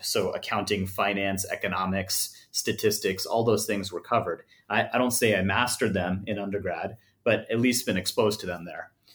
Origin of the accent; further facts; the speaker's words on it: Los Angeles, California, United States; I'm born and raised in Los Angeles